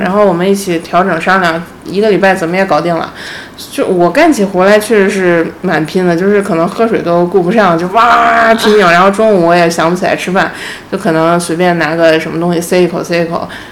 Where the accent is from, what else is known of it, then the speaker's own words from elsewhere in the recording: Beijing, China; also born or lived in Japan / Shenzhen / Shanghai; 我是北京人，我老公是上海人，然后我们自己家里有房